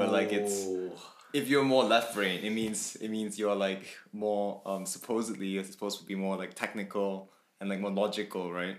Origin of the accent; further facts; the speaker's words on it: Kuala Lumpur, Malaysia; moved away as an adult; now in Coventry, United Kingdom; from Malaysia, grew up in KL